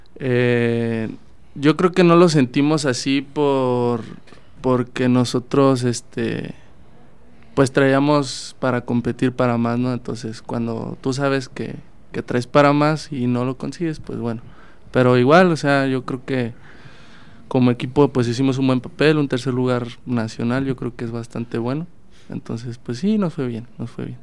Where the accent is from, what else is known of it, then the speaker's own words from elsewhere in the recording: Salamanca, Guanajuato, Mexico; Yo soy de Salamanca